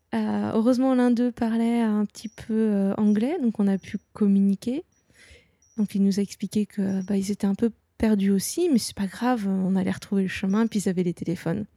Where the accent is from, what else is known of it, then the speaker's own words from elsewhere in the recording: Nantes, Pays de la Loire, France; je suis euh, de Nantes, je connais très bien euh, la mer